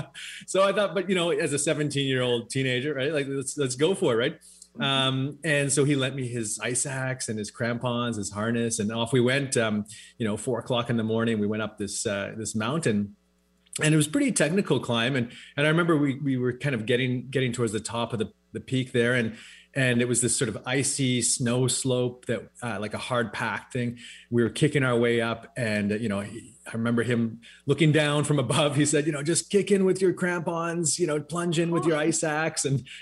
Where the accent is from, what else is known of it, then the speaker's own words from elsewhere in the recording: West Coast, United States; We grew up on the West Coast here, of course, surrounded by mountains.